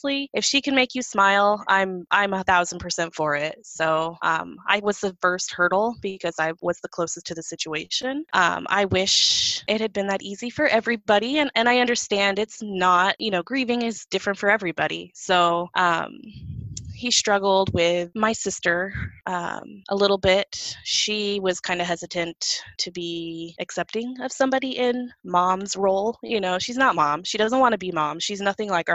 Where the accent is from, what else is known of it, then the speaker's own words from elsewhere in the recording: Illinois, United States; moved away as an adult; also born or lived in California; my husband and I moved from California to Illinois, which is where I'm from